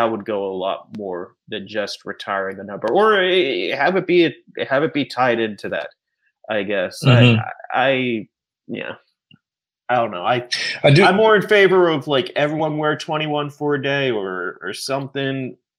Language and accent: English; Pittsburgh, Pennsylvania, United States; Also, I think, I grew up in Pittsburgh. If you grew up in Pittsburgh and a baseball fan or a sports fan, you got to be taught the story